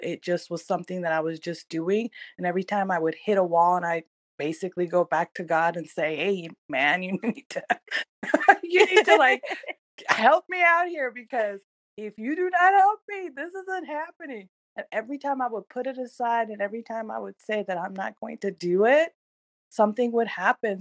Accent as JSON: {"language": "English", "region": "California", "country": "United States", "tie": "born or raised there", "also_born_or_lived": "Iran", "said": "I am originally from Iran, um, and I was raised in America. I came here when I was in third grade, and um, you know, started my journey in the United States in California"}